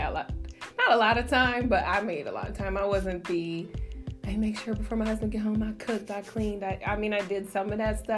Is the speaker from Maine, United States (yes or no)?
no; Las Vegas, Nevada, United States; moved away as an adult; I'm born and raised in Las Vegas